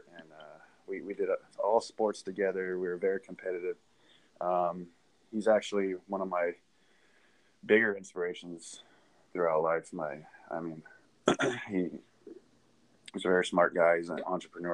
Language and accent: English; Southern California, United States; now in Texas, United States; I grew up in California, Southern California